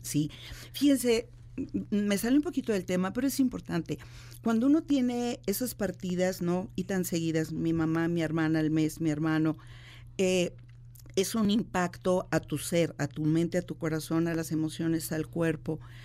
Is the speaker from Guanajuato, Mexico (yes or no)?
yes; Guanajuato, Mexico; yo soy de, de Guanajuato, de la capital